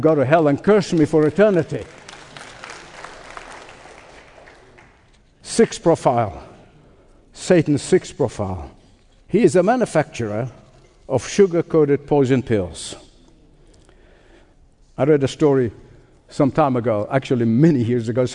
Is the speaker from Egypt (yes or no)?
yes; Egypt; as a boy growing up in Egypt